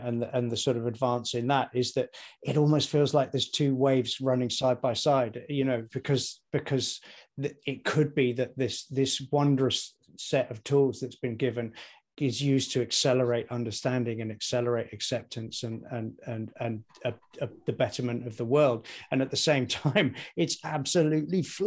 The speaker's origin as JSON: {"language": "English", "country": "United Kingdom", "said": "I am British, white, heterosexual"}